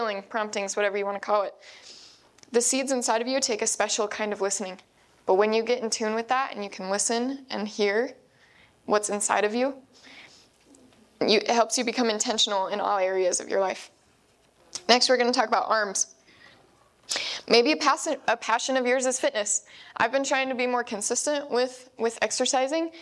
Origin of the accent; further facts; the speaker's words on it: Idaho, United States; we're from the Spud State of Idaho